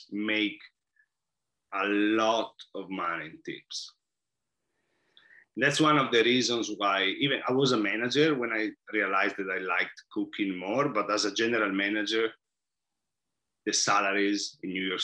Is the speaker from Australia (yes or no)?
no; Italy; moved away; And I noticed that a lot when I came here from Italy.